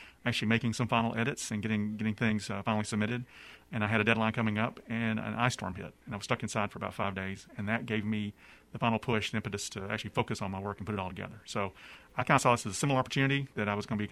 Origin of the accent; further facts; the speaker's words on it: Gadsden, Alabama, United States; I grew up in Alabama, like you said. Went to high school in Gadsden, Alabama. I'm from native of Gadsden